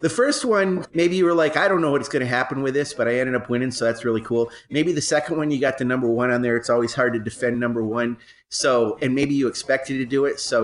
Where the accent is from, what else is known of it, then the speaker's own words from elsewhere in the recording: New York, United States; I grew up in New York State